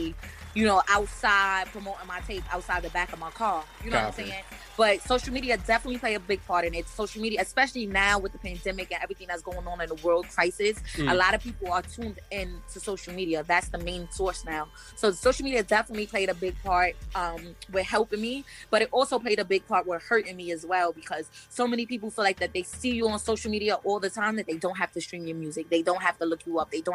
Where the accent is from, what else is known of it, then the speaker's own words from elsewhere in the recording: New York City, New York, United States; I come from Brooklyn, I come from a hood where it's multiple chicken spots on one block